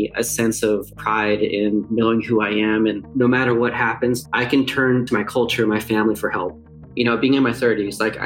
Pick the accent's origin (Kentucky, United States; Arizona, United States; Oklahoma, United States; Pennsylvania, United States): Arizona, United States; Tuba City; also born or lived in Grand Canyon National Park, Arizona; I was born in Tuba City, so I was born on the Navajo Reservation. And then I spent majority of my life on the Grand Canyon National Park